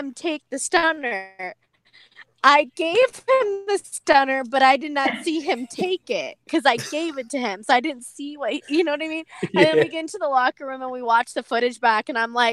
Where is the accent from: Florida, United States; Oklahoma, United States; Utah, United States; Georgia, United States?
Georgia, United States; Atlanta; also born or lived in Ireland; my first time ever performing in front of my hometown